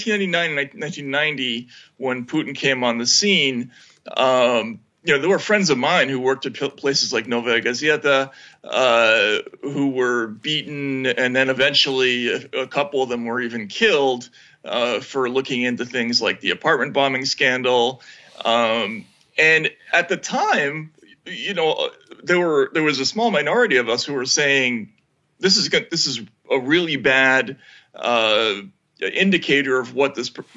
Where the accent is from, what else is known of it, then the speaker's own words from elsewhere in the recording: United States; as an American